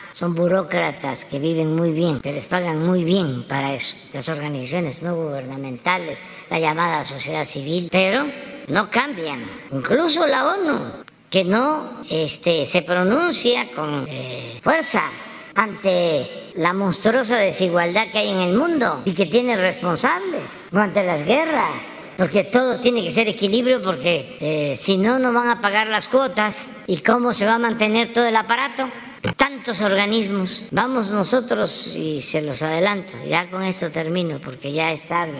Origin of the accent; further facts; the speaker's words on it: Mexico; nos vamos a sentir avergonzados los mexicanos